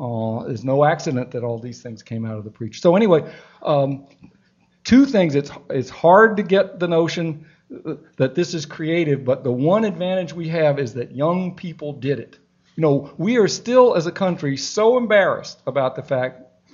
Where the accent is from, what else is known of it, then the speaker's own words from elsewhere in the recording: Atlanta, Georgia, United States; I grew up fearfully oblivious to race in Atlanta. I was born in Atlanta, and I was fearfully oblivious because I was in a non-political family.